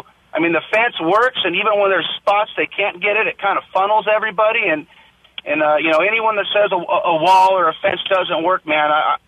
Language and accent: English; San Diego, California, United States; Hey, so real quick, like you said, I'm born and raised in San Diego.